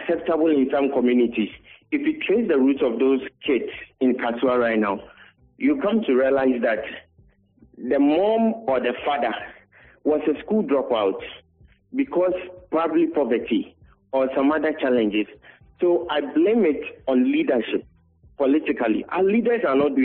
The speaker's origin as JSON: {"language": "English", "country": "Ghana", "also_born_or_lived": "Ho", "said": "as a Ghanaian"}